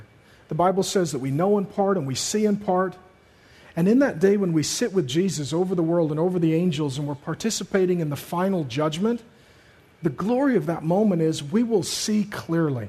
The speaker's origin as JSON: {"language": "English", "town": "Seattle", "region": "Washington", "country": "United States", "tie": "born or raised there", "said": "growing up in Seattle, going to high school"}